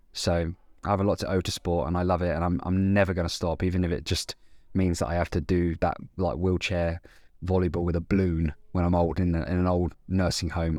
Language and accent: English; Andover, South East England, United Kingdom; my hometown of Andover in Hampshire